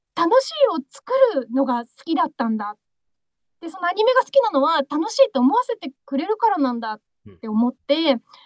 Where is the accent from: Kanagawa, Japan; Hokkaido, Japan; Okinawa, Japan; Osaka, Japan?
Okinawa, Japan; Yonabaru; moved away as an adult; now in Tokyo, Japan; 私、はあの与那原町出身